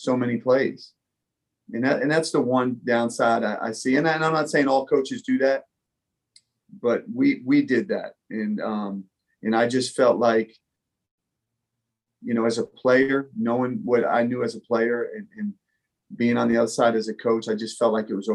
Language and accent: English; Hillsborough, New Jersey, United States; moved away as an adult; also born or lived in Bronx, New York City; now in North Carolina, United States; I was born in New York City. I was born in the Bronx. I grew up in New Jersey